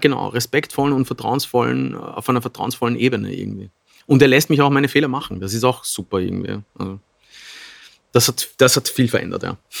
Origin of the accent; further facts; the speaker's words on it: Bludenz, Vorarlberg, Austria; moved away; in Bludenz, wieder in unserem Stadtsaal. Das ist unsere Heimatstadt. Wir sind Vorarlberger ursprünglich